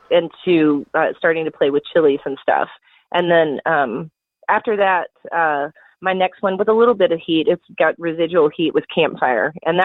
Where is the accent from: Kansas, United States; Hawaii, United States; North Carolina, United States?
North Carolina, United States; it's got all the elements of what I grew up with in Western North Carolina